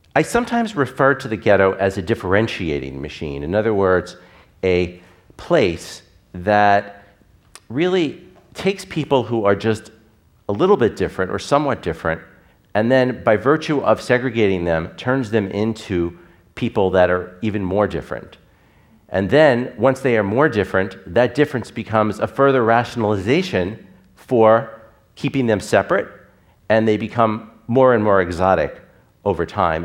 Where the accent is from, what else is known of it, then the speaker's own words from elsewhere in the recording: Long Island, New York, United States; my identity as a Reform Jew growing up on Long Island